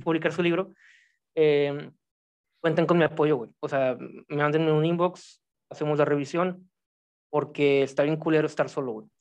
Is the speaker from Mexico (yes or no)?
yes; Mexico; gente de México, que es mi propio pueblo, güey, y pues yo nací aquí, soy mexicano hasta la madre